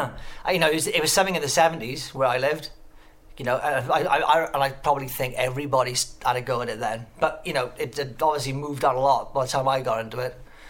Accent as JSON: {"language": "English", "town": "Pontypool", "region": "Wales", "country": "United Kingdom", "tie": "born or raised there", "also_born_or_lived": "Newport", "moved": "yes", "said": "I've been living here for about 20 odd years now, but I'm actually from Pontypool. Lived in Newport for a bit, especially during the Sanchez years, but I'm from Pontypool, and which is like a little town up the road. Yeah, a little valley town."}